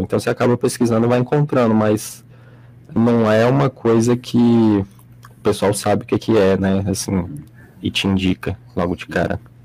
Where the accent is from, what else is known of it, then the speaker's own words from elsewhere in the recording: Brasília, Federal District, Brazil; eu sou aqui de, de Brasília